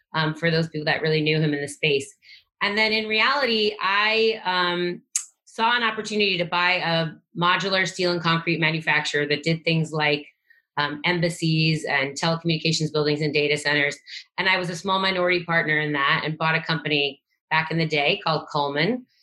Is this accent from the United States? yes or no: yes; Long Island, New York, United States; moved away; also born or lived in New Jersey; I grew up in Long Island, New York, until I was about twelve, and then I moved around a lot